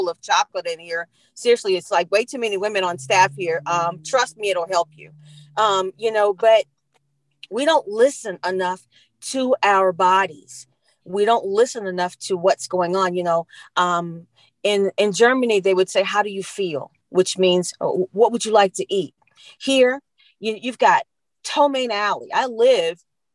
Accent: London, United Kingdom; now in Virginia, United States; I grew up in London

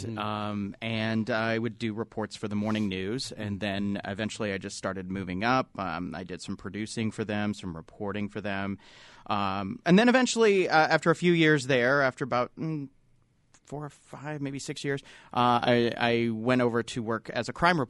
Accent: Utah, United States; also born or lived in Idaho; I grew up in Utah County.

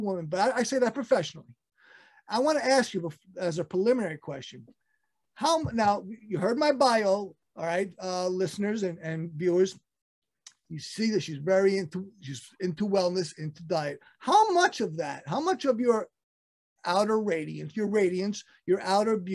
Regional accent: New York City, New York, United States; I'm from Brooklyn

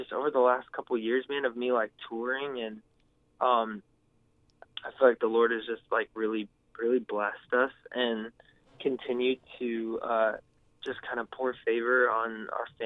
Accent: California, United States; I was from California.

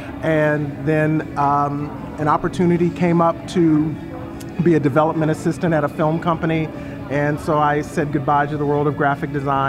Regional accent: Fort Wayne, Indiana, United States; also born or lived in Brooklyn, New York; now in Monroe, United States; Originally, I'm from Fort Wayne, Indiana. Born and raised, I've lived most of my life in Brooklyn, New York. Was there for about 27 years and then moved down to Monroe, North Carolina about 8 years ago.

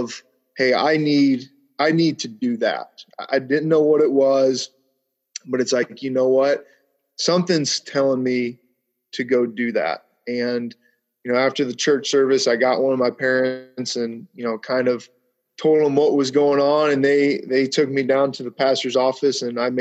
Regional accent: Mentor, Ohio, United States; I'm originally from the Cleveland area, a suburb east of Cleveland called Mentor, Ohio. Pretty big suburb there.

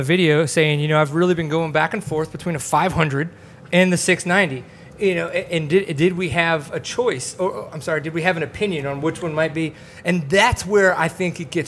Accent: Kenner, Louisiana, United States; moved away as an adult; also born or lived in Baton Rouge / Dallas / Plano; now in McKinney, United States; I grew up in Kenner, which is right outside of New Orleans.

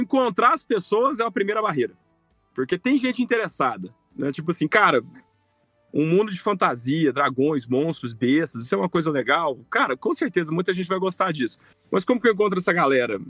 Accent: Brazil; sou brasileiro, eu amo o Brasil, eu sou apaixonado pela nossa terra

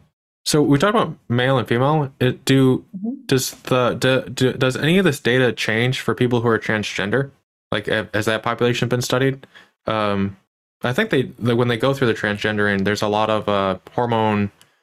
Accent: United States; I'm an American.

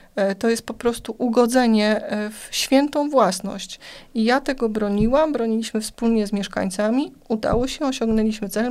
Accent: Płock, Masovian Voivodeship, Poland

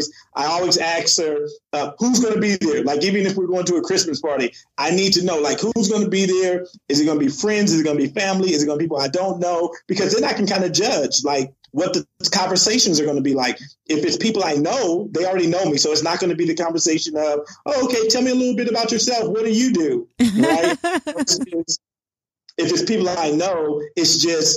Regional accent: California, United States; I grew up in California

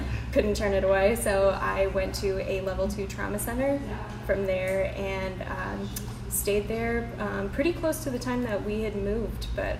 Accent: Connecticut, United States; now in Charleston, United States; So I am originally from Connecticut. I moved here in 2018 with my husband and my dogs.

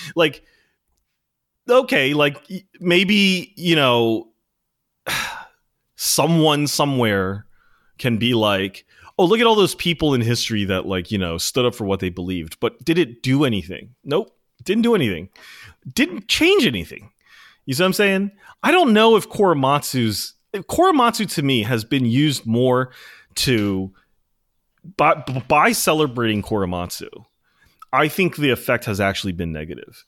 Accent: United States

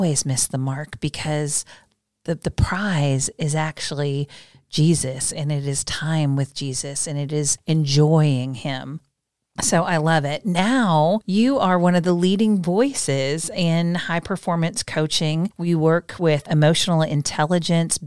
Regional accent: Midwest, United States; I was born in the Midwest. Good Midwest girl

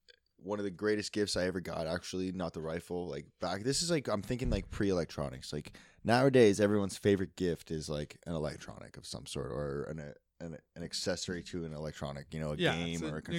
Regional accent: Petawawa, Ontario, Canada; Yeah, we grew up in Petawawa. I mean, like, it was like a fucking military little outpost. There's a lot of woods.

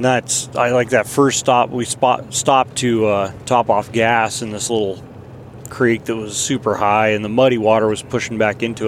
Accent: Colorado, United States; moved away; growing up in Colorado

